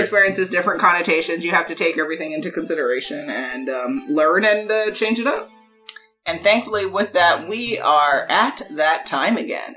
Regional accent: New York, United States; I'm we're from New York

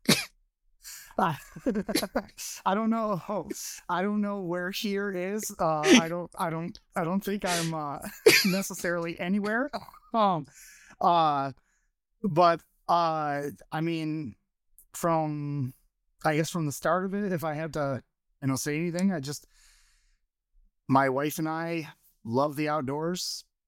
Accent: Michigan, United States; also born or lived in Flint, Michigan; born and raised in Michigan

